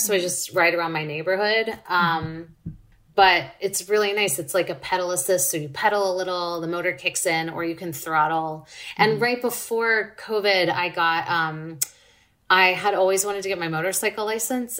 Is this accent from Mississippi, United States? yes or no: yes; Laurel, Mississippi, United States; moved away as an adult; also born or lived in Dallas, Texas; now in Los Angeles, United States; I'm from Laurel, Mississippi, and I lived there until I was 18